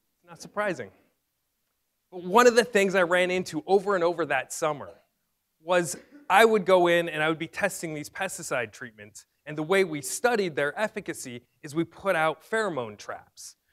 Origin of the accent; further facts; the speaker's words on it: Fresno, California, United States; my hometown in Fresno, California